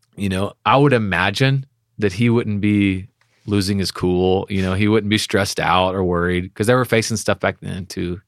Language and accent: English; Texas, United States; we're from Texas.